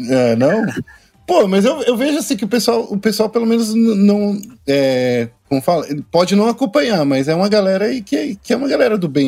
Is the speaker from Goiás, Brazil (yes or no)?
no; São Paulo, Brazil; Sou daqui de São Paulo, Zona Leste, São Miguel Paulista. Sou de São Miguel